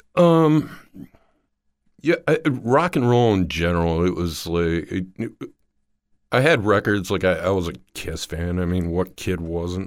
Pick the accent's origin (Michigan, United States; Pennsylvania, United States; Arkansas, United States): Michigan, United States; Dearborn; Dearborn, Michigan